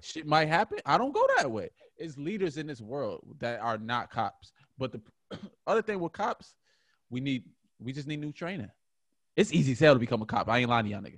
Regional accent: Buffalo, New York, United States; I'm from Buffalo, New York

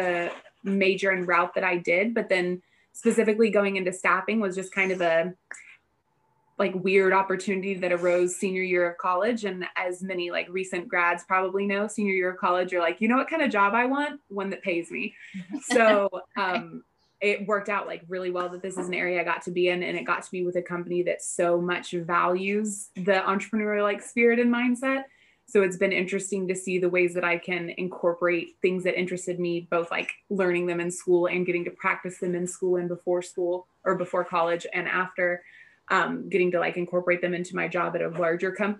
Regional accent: Houston, Texas, United States; moved away as an adult; also born or lived in Abilene, Texas; now in Bay Area, United States; I grew up outside of Houston, North Houston

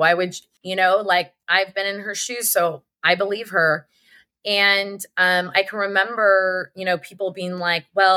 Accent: St. Louis, Missouri, United States; I grew up in St. Louis, Missouri

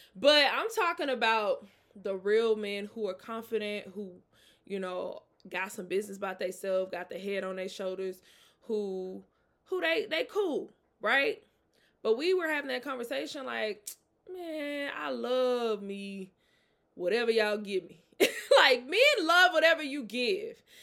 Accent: Mississippi, United States; now in Atlanta, United States; I'm from Mississippi

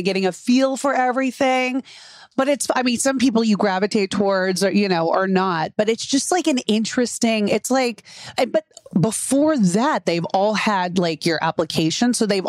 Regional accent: Texas, United States; born or raised there

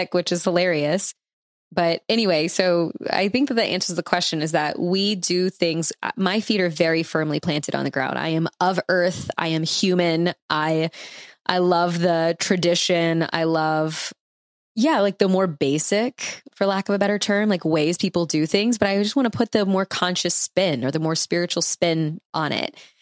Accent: New Orleans, Louisiana, United States; we're from New Orleans

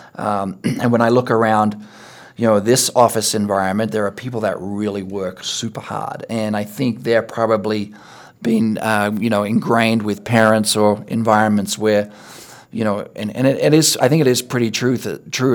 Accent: Australia; moved away; I played rugby and cricket, you know, growing up in Australia

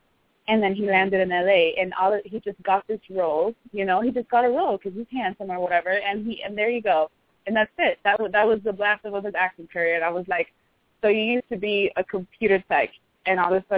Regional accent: California, United States; Oh, I'm a Cali girl. I was born and raised here, you know.

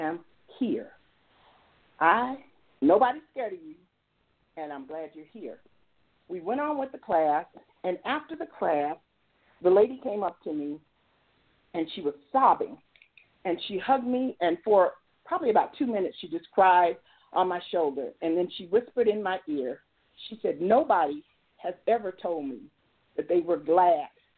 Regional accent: United States; I came from the South Side. I grew up in the Vistas

